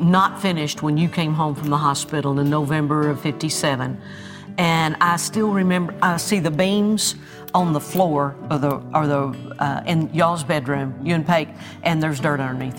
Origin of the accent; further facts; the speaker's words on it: Oklahoma, United States; growing up in Oklahoma?